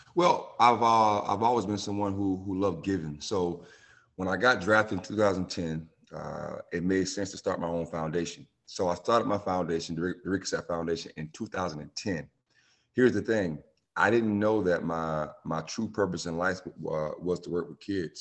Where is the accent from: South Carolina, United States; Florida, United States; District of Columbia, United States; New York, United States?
South Carolina, United States; Bamberg; moved away; also born or lived in Myrtle Beach / Clemson; my hometown, Bamberg